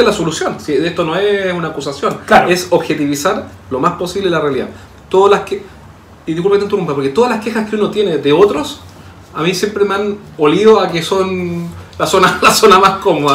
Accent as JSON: {"language": "Spanish", "country": "Chile", "accent": "chileno", "said": "en Chile tú sabes que hablamos muy mal."}